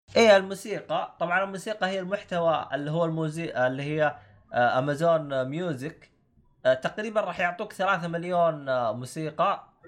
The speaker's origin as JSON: {"language": "Arabic", "country": "Saudi Arabia", "moved": "as an adult", "lives_now": "United Kingdom", "said": "انا اصلا حسابي سعودي"}